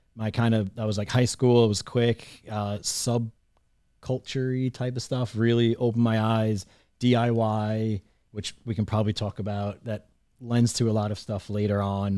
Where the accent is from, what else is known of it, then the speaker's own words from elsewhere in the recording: Long Island, New York, United States; I grew up in Long Island, New York, right on the, uh, in the suburbs, right next to Queens